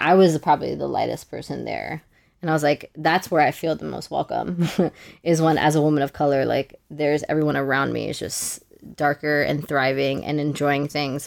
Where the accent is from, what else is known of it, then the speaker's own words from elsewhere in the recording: New York City, New York, United States; growing up in New York City, I went to high school